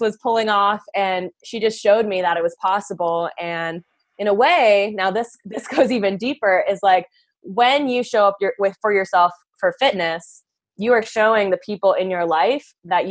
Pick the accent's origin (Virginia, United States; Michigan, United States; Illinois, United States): Virginia, United States; Leesburg; I grew up in Leesburg, Virginia, so a little tiny town outside of Washington, D.C.